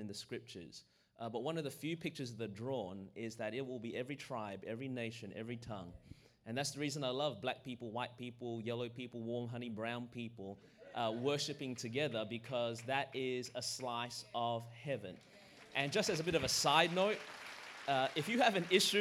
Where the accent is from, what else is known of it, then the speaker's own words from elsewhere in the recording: Australia; now in Anderson, United States; I was born in Australia. That's the reason my voice is this way